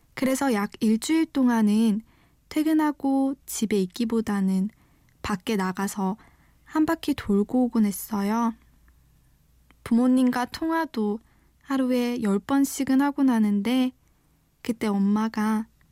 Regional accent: Daegu, South Korea; moved away as an adult; now in Ilsan, South Korea; 대구에서 나고 자라서 대학까지 졸업을 했는데 첫 직장으로 경기도 일산까지 오게 됐어요.

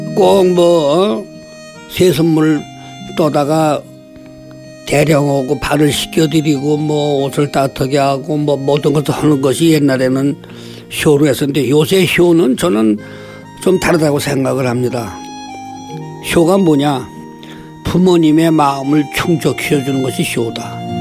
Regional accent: South Korea; 이곳에서 태어나서 아직까지 살고 있습니다

